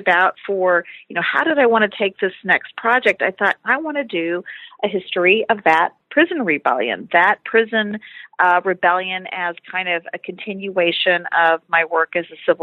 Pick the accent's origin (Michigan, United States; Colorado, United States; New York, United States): Michigan, United States; Detroit; I was a kid growing up in Detroit, Michigan in the 80s